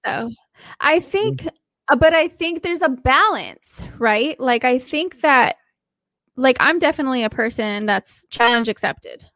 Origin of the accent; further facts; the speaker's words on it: Southern California, United States; I am also from Southern California.